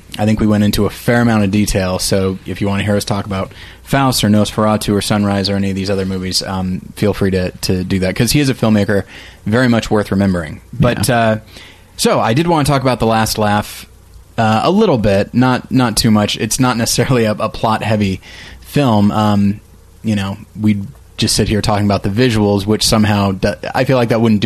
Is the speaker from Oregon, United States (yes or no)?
no; Taft, California, United States; I'm from Taft, again? California.